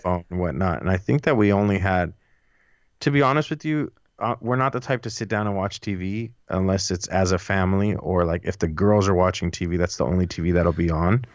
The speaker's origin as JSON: {"language": "English", "town": "Los Angeles", "region": "California", "country": "United States", "tie": "born or raised there"}